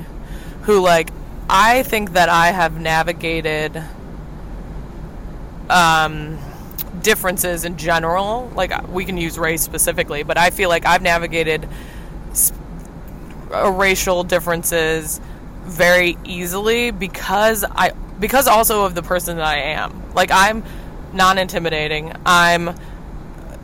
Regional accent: Midwest, United States; moved away; they stayed in the Midwest

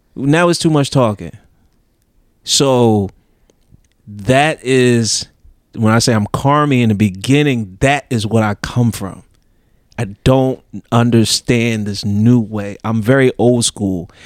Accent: Philadelphia, Pennsylvania, United States; I'm from Philly.

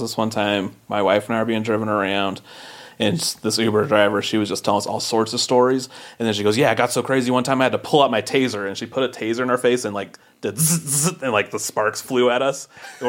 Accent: Utah, United States; From here in Utah

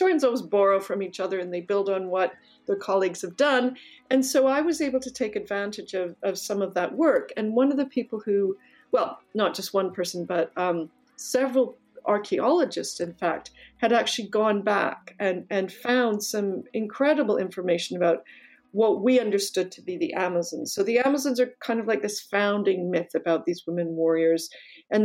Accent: Canada; I'm actually Canadian.

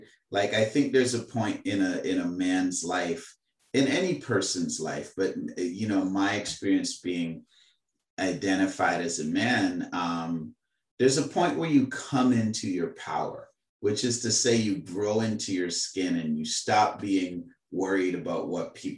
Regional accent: Trinidad & Tobago; accent: Trini; now in Canada; As a Trini, that is how I came up learning how to speak

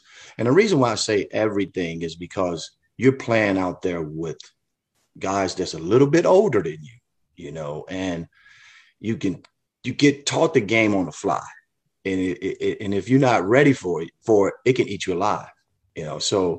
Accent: Chicago, Illinois, United States; a lot of kids don't have that opportunity that I had growing up in the Chicago area playing on that blacktop.

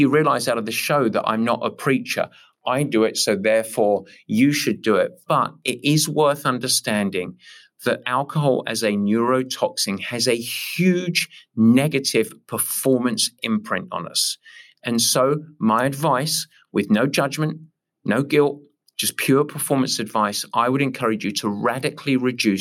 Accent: England, United Kingdom; I'm English

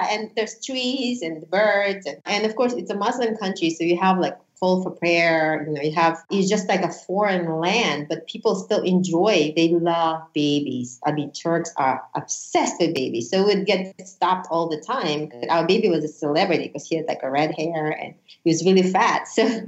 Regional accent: United States; I'm a huge patriot. I'm an American. I, I love this country

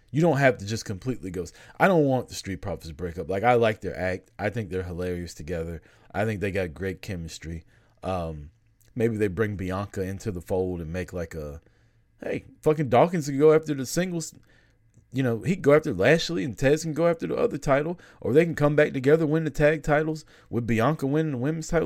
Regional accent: Atlanta, Georgia, United States; I'm from Atlanta, right? Live in Atlanta

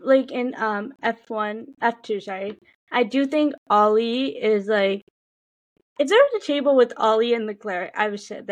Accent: United States; we're both from America

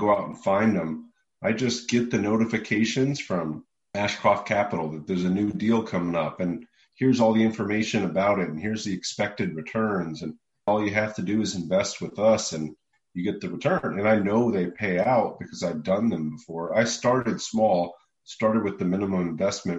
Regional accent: Louisville, Kentucky, United States; now in Austin, United States; investing in Louisville, where I'm from. I'm from Louisville, Kentucky

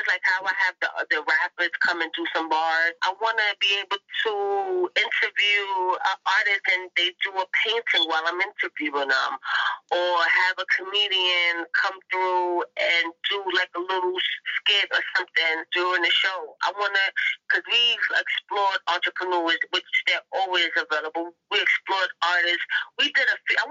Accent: New York City, New York, United States; I'm from Harlem. I live in Harlem

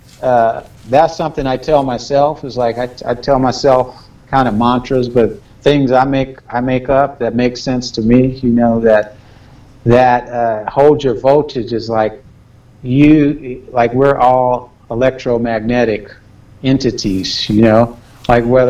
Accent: Los Angeles, California, United States; growing up in South Central, hearing helicopters and a lot of chaos going around

